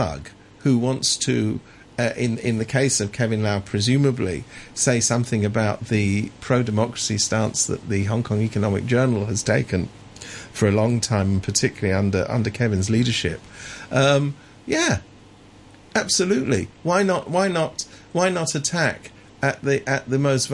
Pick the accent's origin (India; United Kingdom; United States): United Kingdom; England; I was brought up in England